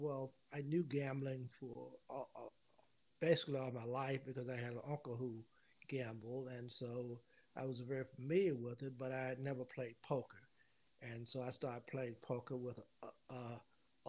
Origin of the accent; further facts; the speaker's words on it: Louisburg, North Carolina, United States; I grew up in Lewisburg, North Carolina. It's about 30 miles north of Raleigh, the capital.